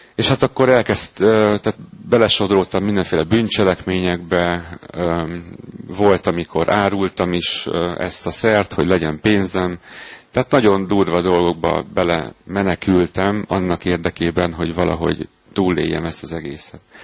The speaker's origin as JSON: {"language": "Hungarian", "country": "Hungary", "tie": "born or raised there", "said": "Az uglóban nőttem fel egy lakótelepen"}